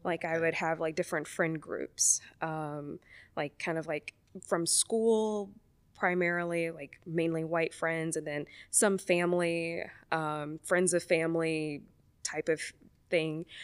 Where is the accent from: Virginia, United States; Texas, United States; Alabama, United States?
Alabama, United States; Mobile; moved away; I grew up in Mobile, Alabama, so from the Deep South